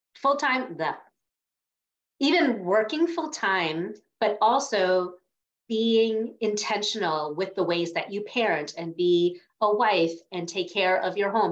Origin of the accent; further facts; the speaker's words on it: New York, United States; I grew up in New York